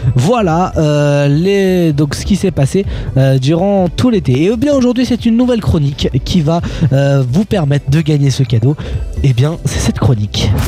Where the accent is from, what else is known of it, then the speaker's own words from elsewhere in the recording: Germany; je suis allemand